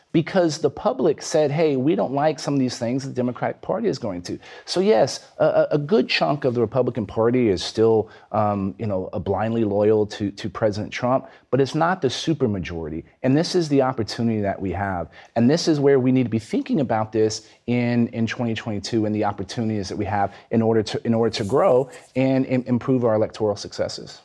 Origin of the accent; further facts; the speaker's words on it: Texas, United States; my home state of Texas